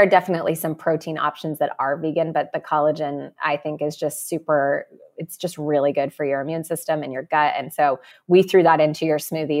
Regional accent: California, United States; And I'm from California, and apparently we're rude here.

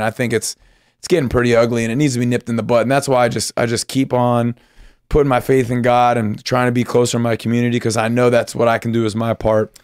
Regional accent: Pennsylvania, United States; I grew up in Pennsylvania

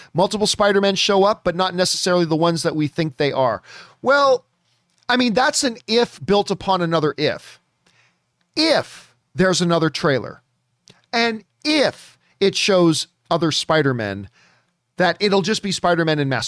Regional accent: Canada; being Canadian and everything about my D N A is hockey

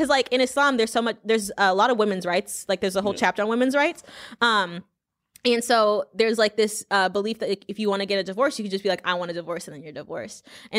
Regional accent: Louisiana, United States; but I'm from Louisiana. We eat fried alligator every now and again.

